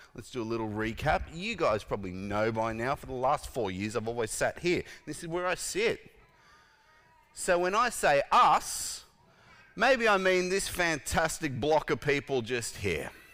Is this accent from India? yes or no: no; Australia; I was born in Australia